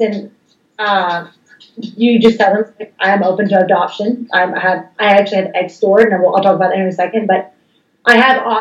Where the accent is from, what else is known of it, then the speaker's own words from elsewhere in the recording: the South, United States; I was raised in the South